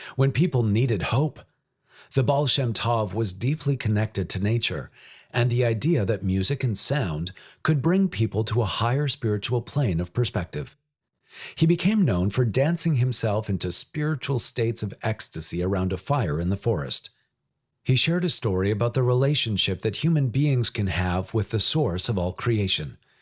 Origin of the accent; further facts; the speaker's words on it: British Columbia, Canada; Growing up in British Columbia, with its abundance of wild natural settings and wetlands, within and beside the cities of Richmond and Vancouver